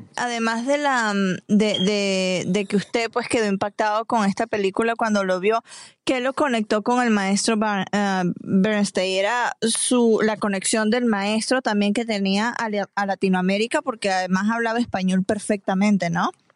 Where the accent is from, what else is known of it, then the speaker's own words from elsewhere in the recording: Venezuela; now in United States; Yo soy venezolana.